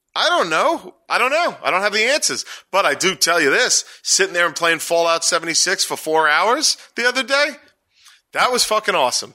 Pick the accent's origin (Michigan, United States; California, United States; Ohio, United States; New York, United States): New York, United States; New York City; I'm from Staten Island. We add S's